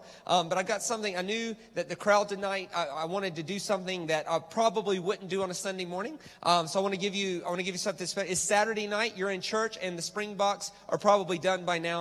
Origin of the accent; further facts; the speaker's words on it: United States; I'm American